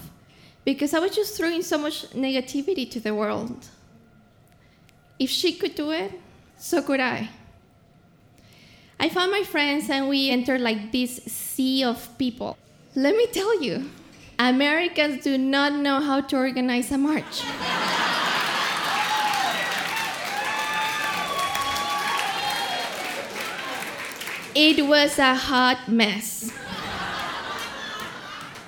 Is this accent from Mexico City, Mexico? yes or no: yes; Mexico City, Mexico; moved away; also born or lived in Los Angeles; I come from Mexico City